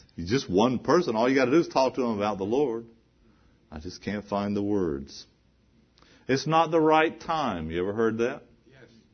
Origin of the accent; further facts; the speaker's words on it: the South, United States; I was growing up in the South, we had this little gospel chorus we used to sing.